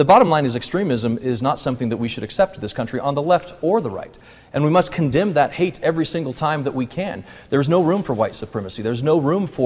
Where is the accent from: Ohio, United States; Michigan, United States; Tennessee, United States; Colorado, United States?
Colorado, United States; born or raised there